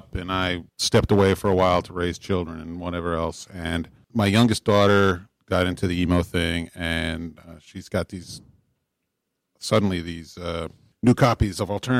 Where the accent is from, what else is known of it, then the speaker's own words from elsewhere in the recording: East Northport, New York, United States; also born or lived in Middle Village, Queens, New York; I was actually raised out on Long Island in East Northport. I was born in Middle Village, Queens